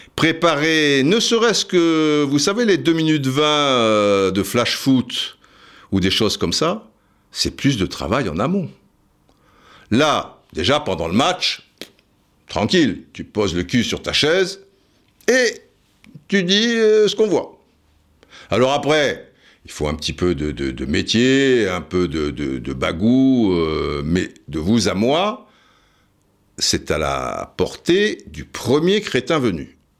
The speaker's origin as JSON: {"language": "French", "town": "Cannes", "region": "Provence-Alpes-Côte d'Azur", "country": "France", "said": "j'étais de Cannes"}